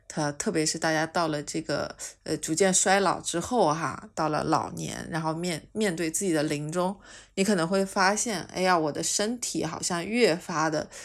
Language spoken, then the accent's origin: Chinese; China; 其实我们中国人本身是有生死观的啊